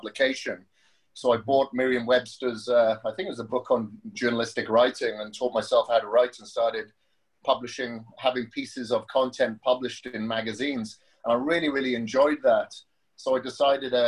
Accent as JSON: {"language": "English", "region": "Wales", "country": "United Kingdom", "tie": "born or raised there", "accent": "Welsh", "moved": "as an adult", "said": "So, the accent comes from Wales. I grew up in Wales up until my mid-20s, or early 20s"}